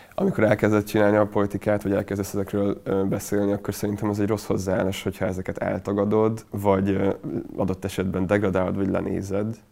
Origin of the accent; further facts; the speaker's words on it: Hungary; Én ott nőttem fel nagy részt